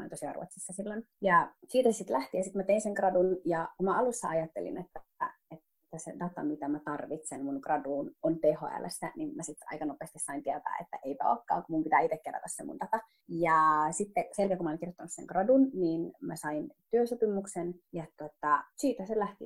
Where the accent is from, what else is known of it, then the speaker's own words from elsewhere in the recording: Finland; minä, joka on niin kuin suomalainen, mutta somalitaustainen